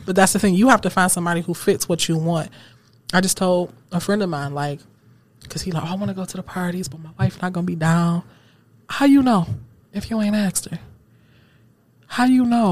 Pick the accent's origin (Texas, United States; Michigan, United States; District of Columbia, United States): Michigan, United States; Seven Mile; I grew up on Seven Mile